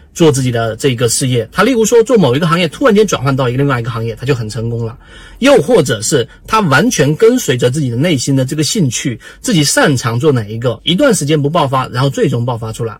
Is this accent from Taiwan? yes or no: no; China; 我们中国人的传统的教育里面啊，就是你要向谁谁谁一样